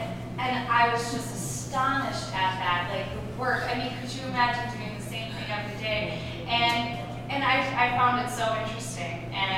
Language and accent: English; Minnesota, United States; I'm originally from Minnesota, so I was excited to see that you were talking tonight.